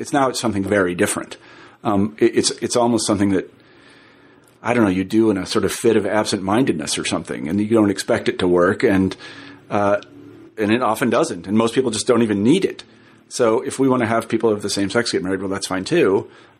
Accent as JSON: {"language": "English", "region": "Midwest", "country": "United States", "said": "I'm from the Midwest and I used to teach at the University of Iowa. I spent a lot of time in the Midwest."}